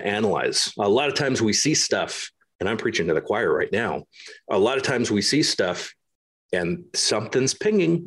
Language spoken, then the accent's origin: English; United States; moved away as an adult; also born or lived in Germany; As an American moving over to Germany